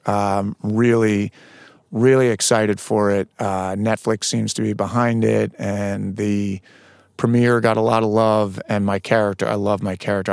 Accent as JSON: {"language": "English", "area": "Westchester County", "region": "New York", "country": "United States", "also_born_or_lived": "Boston", "moved": "yes", "said": "I'm from New York, Westchester County"}